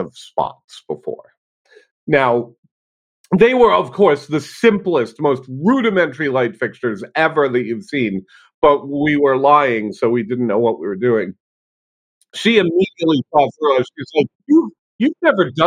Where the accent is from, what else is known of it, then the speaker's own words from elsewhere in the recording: Rhode Island, United States; I grew up in Rhode Island, which is in New England in the United States.